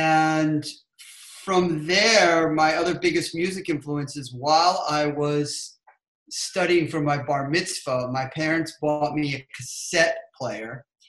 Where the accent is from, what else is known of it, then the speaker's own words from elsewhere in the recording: Trumbull, Connecticut, United States; And I grew up in Fairfield County in Connecticut in a small town called Trumbull.